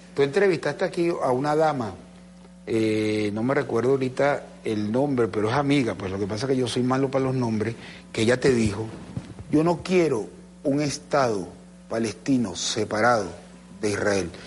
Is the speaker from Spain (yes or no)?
no; Venezuela